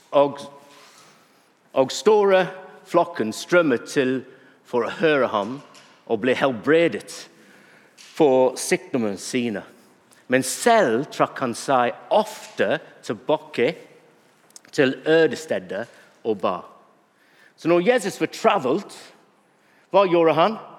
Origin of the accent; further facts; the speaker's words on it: Bury, North West England, United Kingdom; Norwegian is a second language; now in Norway; Now, jeg vokste opp i England, og jeg vokste opp i en by som heter Berry.